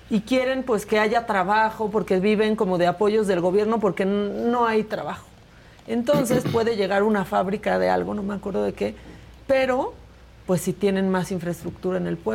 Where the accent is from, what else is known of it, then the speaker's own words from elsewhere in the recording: Mexico; yo me siento mexicana como la que más